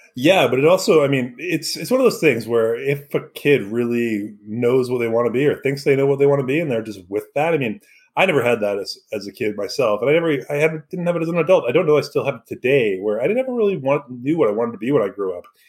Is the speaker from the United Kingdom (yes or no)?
no; Vancouver, British Columbia, Canada; moved away; growing up in Vancouver, in that area, we aren't the prototypical Canadians